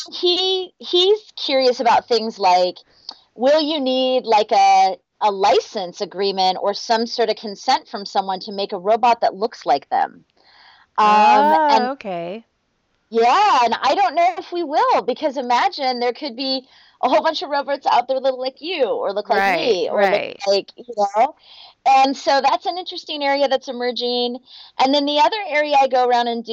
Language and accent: English; Houston, Alaska, United States; now in Minneapolis-St. Paul, United States; I grew up in Houston, Alaska